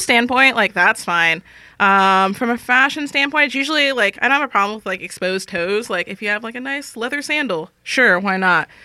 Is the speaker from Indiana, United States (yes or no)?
no; Los Angeles, California, United States; now in San Francisco, United States; I'm originally from Los Angeles